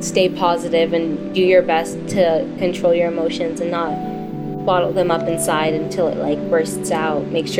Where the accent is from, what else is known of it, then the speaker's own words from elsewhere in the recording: Boston, Massachusetts, United States; I'm 12 years old, and I'm from Boston, Massachusetts.